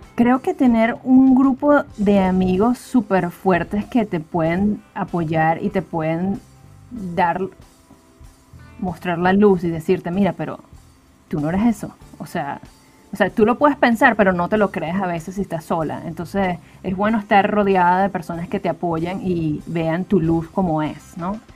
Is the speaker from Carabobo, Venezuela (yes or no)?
yes; Valencia, Carabobo, Venezuela; moved away as an adult; Yo soy de una ciudad que se llama Valencia, Venezuela